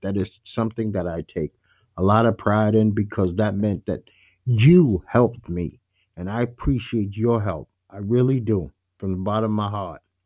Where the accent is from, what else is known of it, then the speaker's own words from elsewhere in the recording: New York City, New York, United States; a kid from Brooklyn, New York.